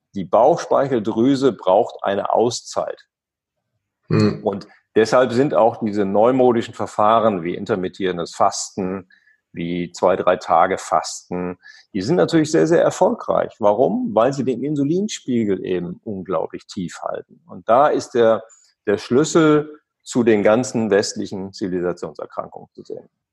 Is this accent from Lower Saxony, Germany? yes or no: yes; East Frisia, Lower Saxony, Germany; Ich bin an der Nordsee groß geworden, da gibt es halt Wind